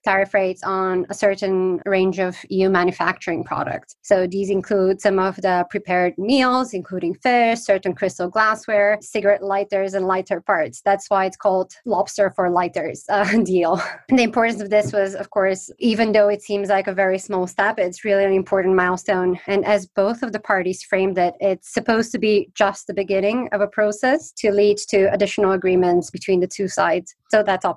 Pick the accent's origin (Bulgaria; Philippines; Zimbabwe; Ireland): Bulgaria; moved away as an adult; also born or lived in Italy / Belgium; now in United Kingdom; I'm from Bulgaria, but I've spent the past 15 years in Italy, Belgium, and most recently the UK